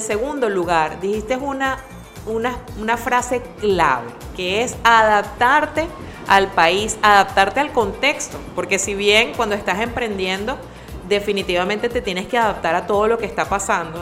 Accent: Venezuela; tenemos los venezolanos

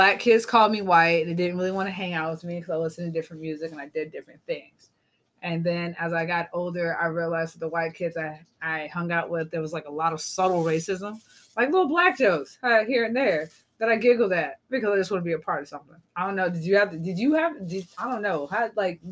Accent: South Carolina, United States; I grew up in South Carolina.

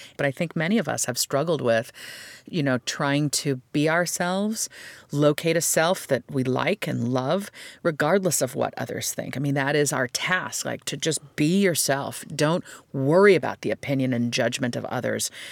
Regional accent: United States; I am as American as America gets

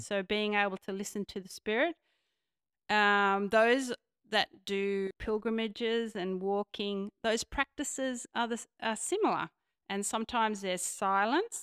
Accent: Sydney, New South Wales, Australia; I grew up on Devlin's Creek

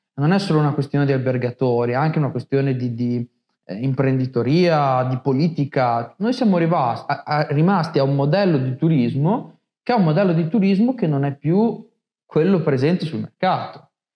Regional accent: Montombraro, Emilia-Romagna, Italy; Io sono di Montombraro

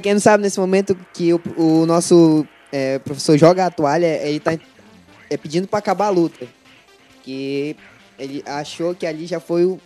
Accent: Pará, Brazil; moved away as an adult; also born or lived in Juruti; now in Manaus, Brazil; eu sou de Pará

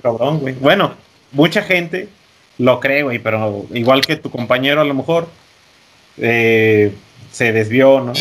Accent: Mexico; como mexicanos y, buenos guadalupanos

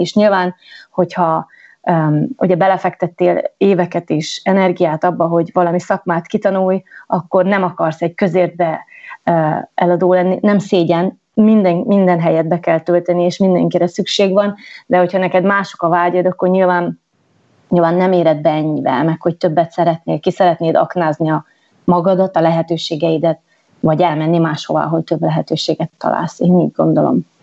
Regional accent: Gheorgheni, Harghita County, Romania; moved away as an adult; also born or lived in London / New York / French Alps; Gyergyó Szent Miklóson Erdélyben születtem, egy kisvárosban, és uh, miután ott elvégeztem én az iskolát

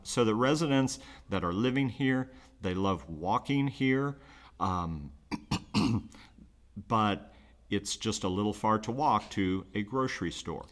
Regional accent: Muncie, Indiana, United States; moved away as an adult; now in Richmond, United States; I'm originally from Muncie

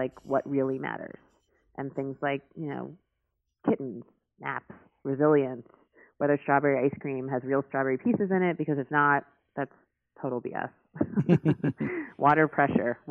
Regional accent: New York City, New York, United States; I grew up in New York City

